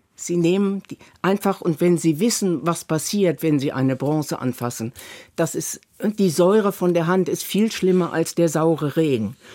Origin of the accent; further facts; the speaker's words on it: Northern Germany, Germany; ich komme ja aus Norddeutschland